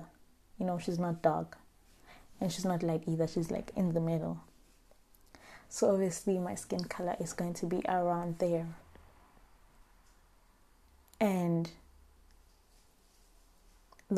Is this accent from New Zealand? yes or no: no; Limpopo, South Africa; I am from Limpopo because I am proud. I am from there and I'm proud of that.